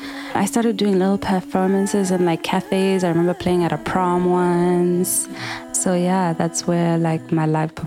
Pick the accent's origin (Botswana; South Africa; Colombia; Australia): Botswana; English is a second language; moved away as an adult; also born or lived in Malaysia; I am a singer-songwriter from Botswana.